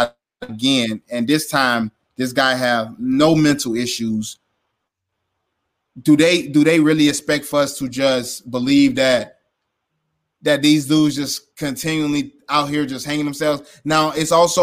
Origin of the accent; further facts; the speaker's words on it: Florida, United States; moved away; my home state, Florida